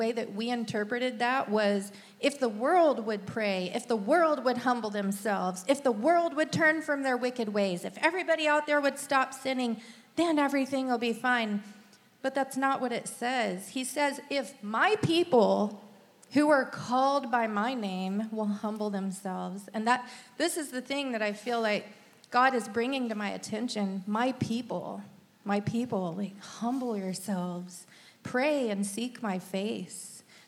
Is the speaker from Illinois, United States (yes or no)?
no; Texas, United States; accent: Texan; So, I kind of lost my Texan accent along the way.